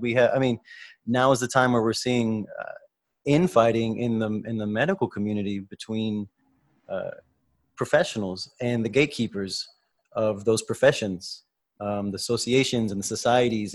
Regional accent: United States; We're both from the United States

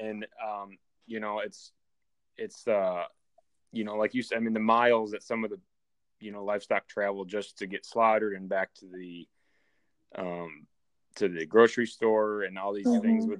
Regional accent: New York, United States; moved away as an adult; now in Iowa, United States; I moved to Iowa from New York

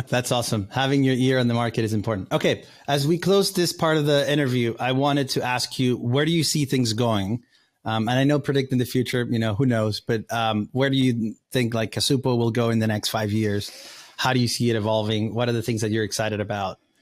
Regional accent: Valencia, Carabobo, Venezuela; English is a second language; now in United States; I grew up with Venezuela, we grew up together in Valencia

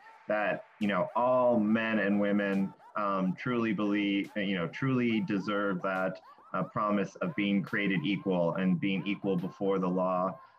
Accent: Western US, United States; I grew up on Indian reservations all across the Western U.S.

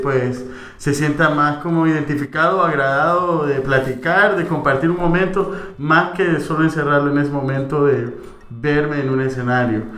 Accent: El Salvador; como buen salvadoreño

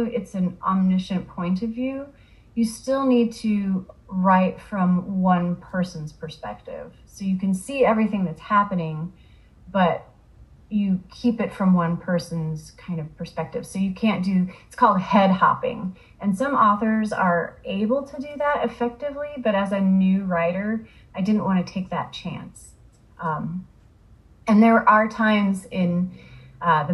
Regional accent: Iowa, United States; I grew up in Iowa, and I spent a lot of time in Iowa City

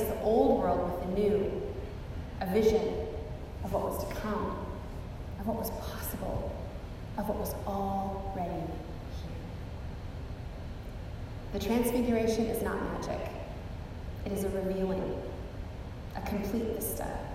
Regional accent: the Cascades, Skagit Valley, Washington, United States; now in Texas, United States; Growing up in the Cascades and with the Olympics just a short drive away

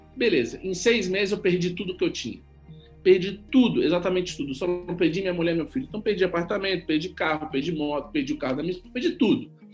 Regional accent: São Paulo, Brazil; eu sou paulista

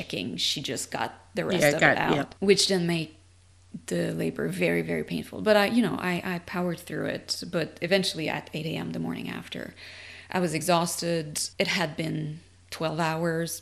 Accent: Canada; moved away as an adult; now in United States; I'm French Canadian, and I immigrated in the US in 2016

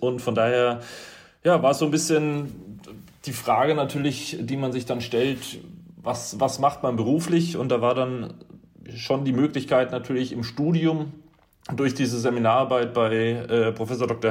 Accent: Upper Franconia, near Kronach, Bavaria, Germany; ich komme aus, komme aus Oberfranken, aus äh, der Nähe von Kronach

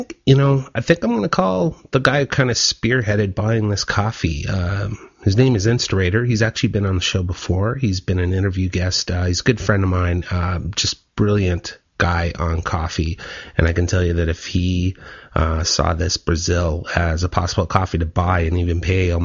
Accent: Ottawa, Ontario, Canada; now in Vancouver, Canada; I was born and raised in Ottawa

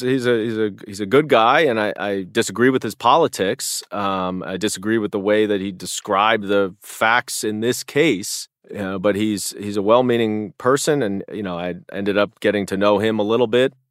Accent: New York City, New York, United States; as a New Yorker

